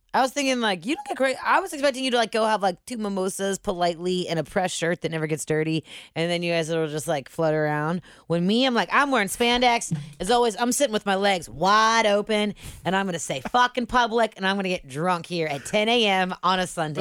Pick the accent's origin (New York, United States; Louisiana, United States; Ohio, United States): Ohio, United States; Cincinnati; moved away; we're all from Cincinnati